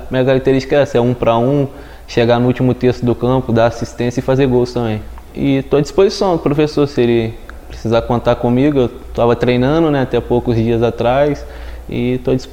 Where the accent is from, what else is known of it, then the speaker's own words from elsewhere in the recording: Natividade, Rio de Janeiro, Brazil; also born or lived in Recife; now in Londrina, Brazil; Ah, eu sou do interior do estado do Rio, né? Natividade, o nome da minha cidade, uma cidade bem pequena, tem 18 a 20 mil habitantes fica umas 6 horas da capital.